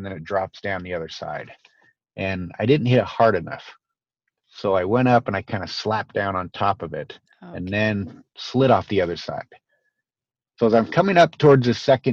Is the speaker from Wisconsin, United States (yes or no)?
no; Boise, Idaho, United States; I grew up in Boise, Idaho